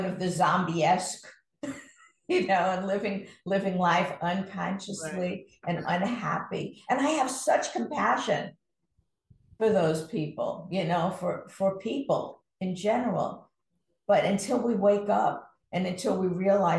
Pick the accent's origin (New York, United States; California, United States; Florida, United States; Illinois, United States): New York, United States; New York City; I grew up in Brooklyn, New York